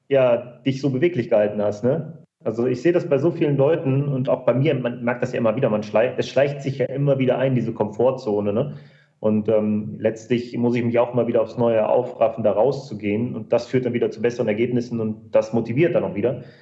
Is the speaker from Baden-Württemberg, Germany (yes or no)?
no; North Rhine-Westphalia, Germany; wir kommen jetzt beide aus Nordrhein-Westfalen, ähm, dass in unserer Region, sage ich mal, in unserem Großraum